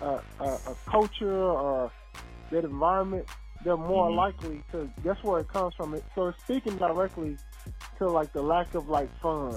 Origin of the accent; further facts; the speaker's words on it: Louisiana, United States; I'm from the South, Murroge, Louisiana.